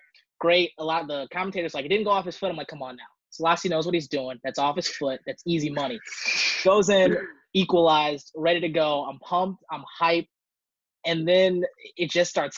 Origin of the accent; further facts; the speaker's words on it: St. Louis, Missouri, United States; also born or lived in Michigan; I'm from St. Louis